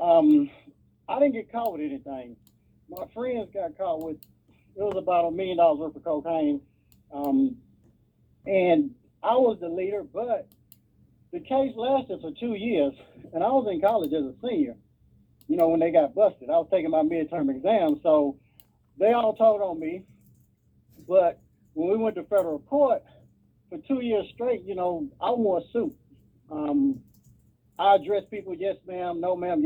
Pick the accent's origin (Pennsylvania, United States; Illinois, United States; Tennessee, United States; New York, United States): Tennessee, United States; Nashville; I grew up in down south in Nashville, Tennessee.